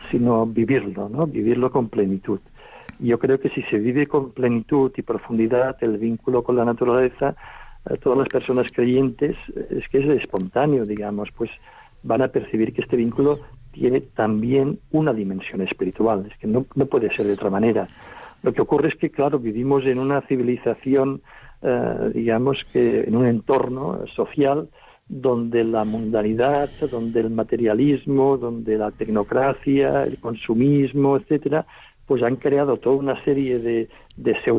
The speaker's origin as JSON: {"language": "Spanish", "town": "Olot", "region": "Catalonia", "country": "Spain", "tie": "born or raised there", "said": "Bueno, yo nací eh, en Olot, en el lugar donde vivo, eh, sigo viviendo actualmente, que es una población que está situada en el interior de un parque natural."}